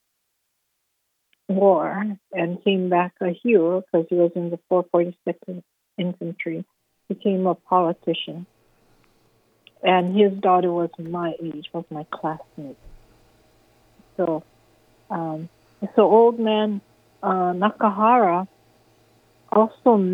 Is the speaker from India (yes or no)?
no; Paauilo, Hawaii, United States; I'm from Pauwilo, and my father was from the Philippines. My mother is from is Hawaiian